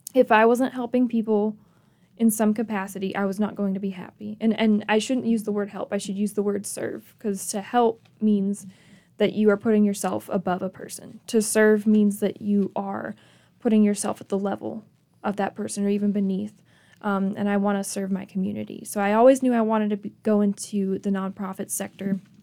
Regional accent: Michigan, United States; moved away as an adult; also born or lived in Grayson, Kentucky / Clemson, South Carolina; I'm from Michigan, I spent my summers in Kentucky with my family.

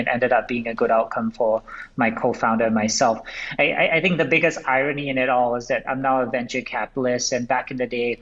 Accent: Singapore; moved away as an adult; now in United States; I grew up in Singapore.

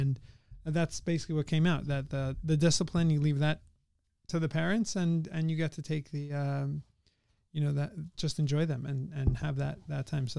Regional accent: La Jolla, California, United States; also, we're from La Jolla.

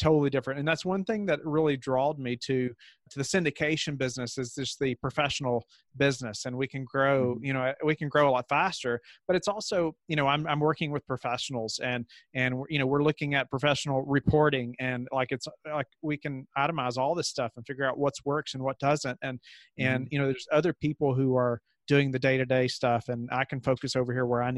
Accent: Kentucky, United States; moved away as an adult; now in Virginia, United States; And so I grew up in Kentucky

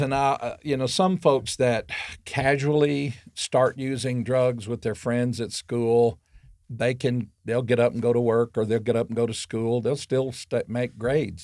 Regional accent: Arkansas, United States; I grew up in Arkansas

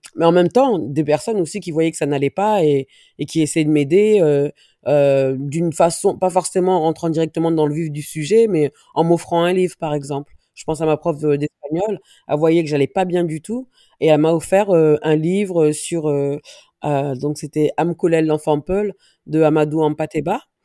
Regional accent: Viry-Châtillon, Île-de-France, France; also born or lived in Dreux / Paris; je suis née à Dreux. 500 km de Paris j'ai grandi en banlieue parisienne, donc entre Viry-Châtillon et Grigny

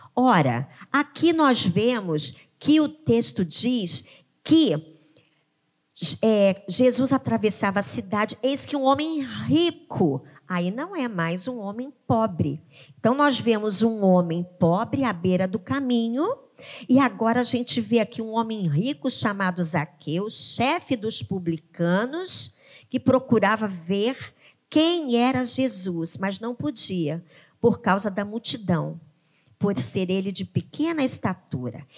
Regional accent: Rio de Janeiro, Brazil; E o refúgio nosso, como cariocas, são o quê? São as nossas praias

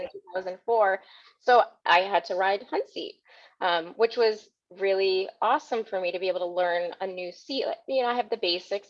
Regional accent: Connecticut, United States; I am born and raised in Connecticut, so I've been here my entire life.

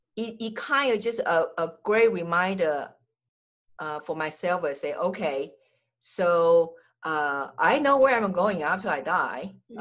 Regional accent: Taiwan; English is a second language; moved away as an adult; also born or lived in United States / Jamaica; I'm original from Taiwan.

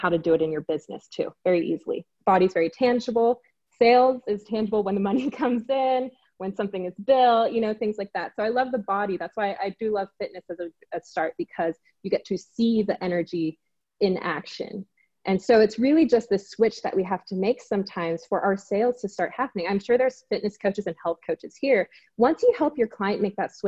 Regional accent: Singapore; now in Los Angeles, United States; I'm from Singapore originally, but now I live

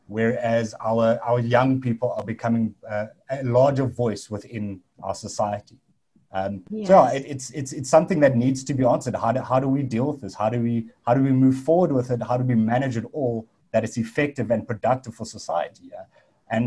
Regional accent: South Africa; So I'm from South Africa

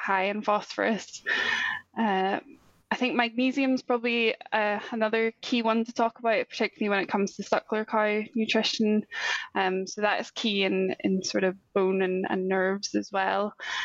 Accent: Northern Ireland, United Kingdom; also born or lived in Scotland; But I'm originally from Northern Ireland. I'm actually back there now working remotely for SAC.

